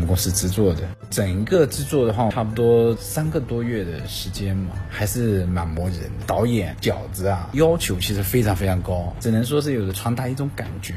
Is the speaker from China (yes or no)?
yes; China; 我们中国人